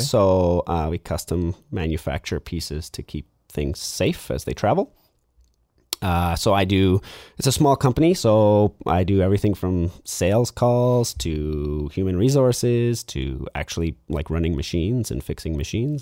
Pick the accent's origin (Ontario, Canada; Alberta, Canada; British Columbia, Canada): British Columbia, Canada; Lower Mainland; also born or lived in Vancouver / Abbotsford; I grew up in the Lower Mainland.